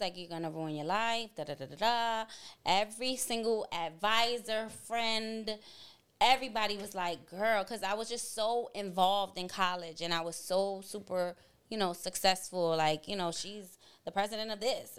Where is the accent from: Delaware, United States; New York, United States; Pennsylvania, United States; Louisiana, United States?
New York, United States; New York City; born and raised in Boogie Down, Bronx, New York